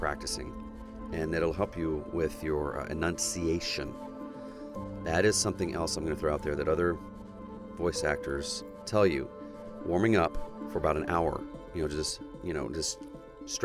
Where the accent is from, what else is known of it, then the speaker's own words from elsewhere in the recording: United States; accent: American; also born or lived in Oklahoma; my American accent